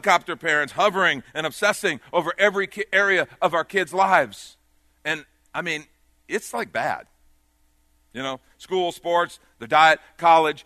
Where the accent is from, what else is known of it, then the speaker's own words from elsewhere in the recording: outside of Chicago, Illinois, United States; I grew up on a farm training horses. We had pickup trucks. Our seats were in the back. I mean, seriously, and I grew up outside of Chicago